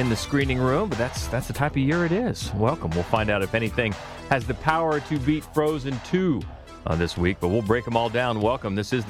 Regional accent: Cambridge, Ohio, United States; now in Columbus, United States; I grew up in Cambridge, Ohio

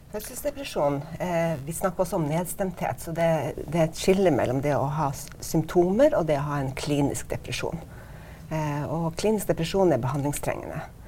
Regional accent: Stockholm, Stockholm County, Sweden; now in Norway; jeg er født i Stockholm, og min mor er svensk

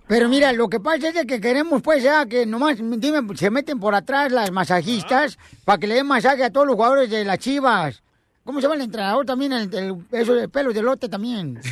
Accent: Ocotlán, Jalisco, Mexico; moved away; Ahí está el estadio de Ocotlán, Jalisco, también de mi pueblo natal

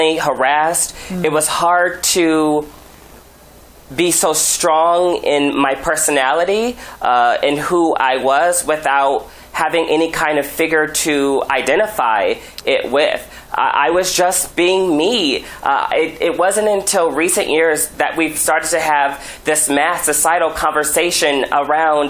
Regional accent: Omaha, Nebraska, United States; Being genderqueer, especially growing up in Nebraska, growing up in a rural environment

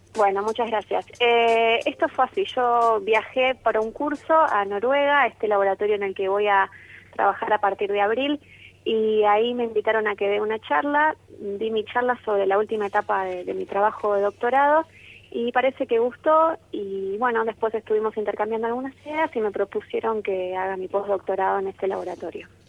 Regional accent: Argentina

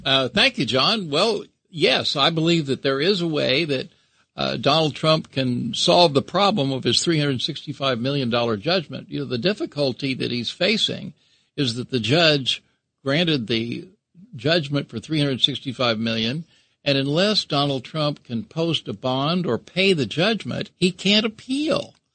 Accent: Kansas, United States; I'm from Kansas

